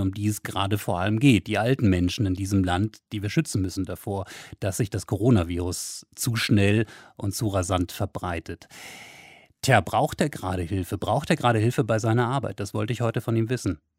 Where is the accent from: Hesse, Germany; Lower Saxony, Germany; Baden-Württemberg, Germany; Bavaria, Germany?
Lower Saxony, Germany; Wolfsburg; meiner Heimatstadt beispielsweise Wolfsburg